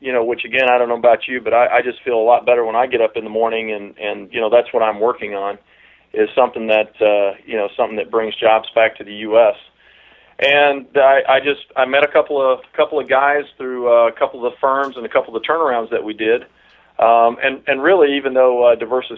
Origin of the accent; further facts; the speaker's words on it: South Georgia, United States; moved away as an adult; now in Washington, United States; I'm originally from South Georgia, so if you don't pick up a Washingtonian accent, it's because there's not one. But I moved out here probably about 7 years ago.